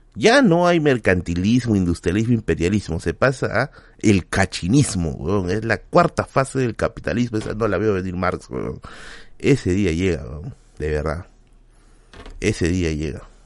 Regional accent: Villa, Lima, Peru; yo soy vecino de Villa. O sea, yo he vivido acá prácticamente toda mi vida

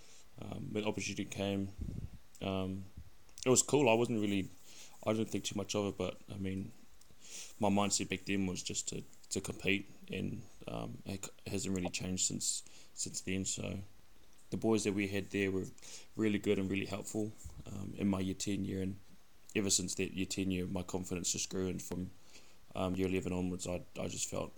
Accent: Wellington, New Zealand; I'm from Wellington, bro. So grew up in Kilburnie, Wellington

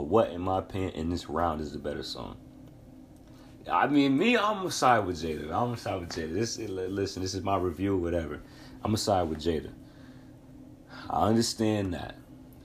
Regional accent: New York, United States; I'm from New York State.

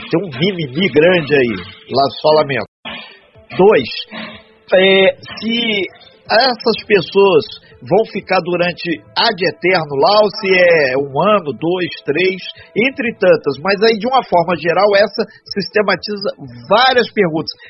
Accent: Minas Gerais, Brazil; now in Angra dos Reis, Brazil; eu sou mineiro.

